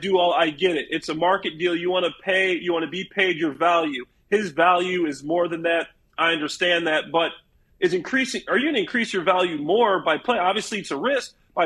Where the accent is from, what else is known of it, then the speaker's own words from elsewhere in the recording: Chicago, Illinois, United States; I'm a Chicago Bears guy. I'm from Chicago.